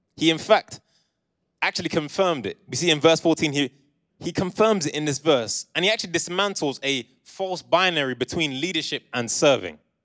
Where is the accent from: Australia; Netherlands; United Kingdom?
United Kingdom; Essex and London, East of England; moved away as an adult; now in Coventry, United Kingdom; I was raised in Essex and in London, but I came here for uni in twenty fourteen and I've been here since